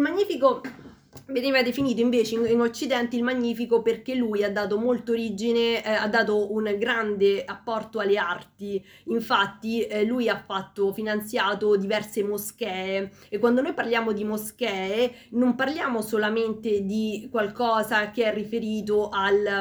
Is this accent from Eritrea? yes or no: no; Peru; now in Italy; io vengo dal Perù quindi una terra lontana